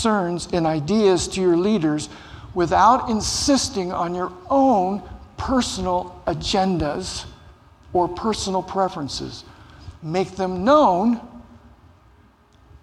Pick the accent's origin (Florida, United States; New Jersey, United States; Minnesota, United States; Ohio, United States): Ohio, United States; Cincinnati; I grew up in Cincinnati, Ohio